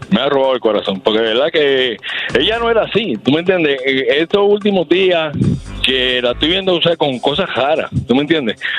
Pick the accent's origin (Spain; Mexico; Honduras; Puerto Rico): Puerto Rico; Yo, de Puerto Rico.